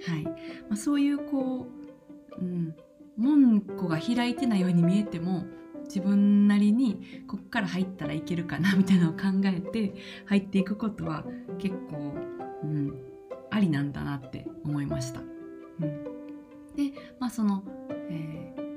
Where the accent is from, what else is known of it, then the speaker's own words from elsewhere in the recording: Kansai, Japan; 関西人としては